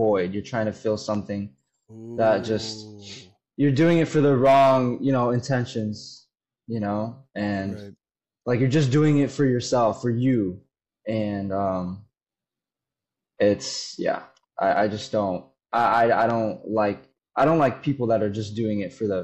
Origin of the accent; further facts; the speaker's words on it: Florida, United States; I was born and raised in Florida